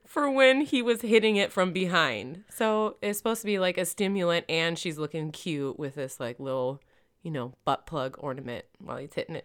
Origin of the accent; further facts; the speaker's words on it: Michigan, United States; moved away; also born or lived in Florida; I'm from Michigan, but I lived in Florida